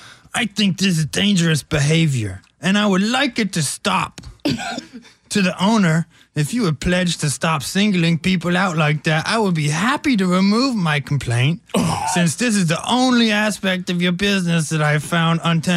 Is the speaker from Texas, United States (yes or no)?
yes; Austin, Texas, United States; I grew up in Austin, went to UT, started a successful business there.